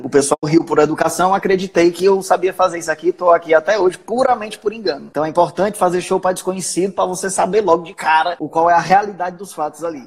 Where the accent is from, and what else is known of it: Ceará, Brazil; accent: cearense